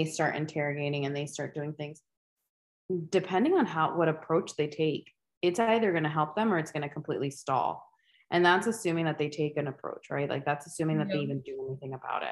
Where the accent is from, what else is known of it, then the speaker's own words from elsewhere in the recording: United States; us mainland